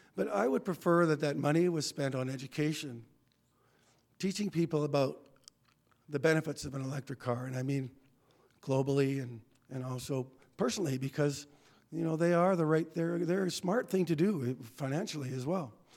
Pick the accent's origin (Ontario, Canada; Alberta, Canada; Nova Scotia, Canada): Alberta, Canada; Red Deer; I grew up in Red Deer